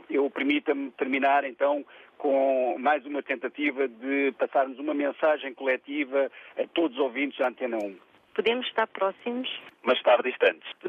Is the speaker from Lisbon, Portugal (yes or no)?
no; Seixal, Setúbal, Portugal; Bom dia a todos. sou … sou do Seixal.